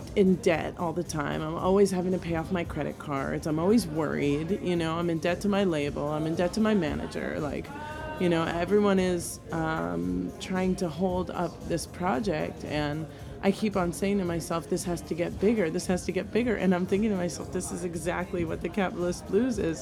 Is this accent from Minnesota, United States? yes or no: no; New York City, New York, United States; moved away as an adult; now in New Orleans, United States; I am from New York originally. I was born in Bayside, Queens